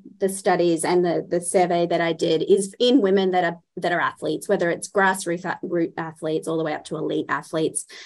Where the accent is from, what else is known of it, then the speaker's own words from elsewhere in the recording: Australia; being Australian and so far away from everybody